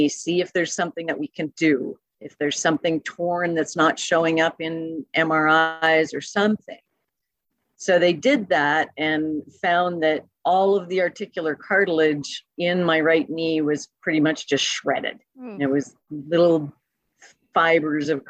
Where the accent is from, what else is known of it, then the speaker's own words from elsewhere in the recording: Calgary, Alberta, Canada; now in California, United States; I'm originally from Calgary, Alberta.